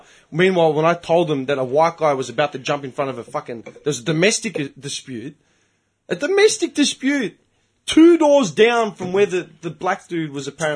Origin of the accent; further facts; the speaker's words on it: Melbourne, Victoria, Australia; I was born in Melbourne. I grew up here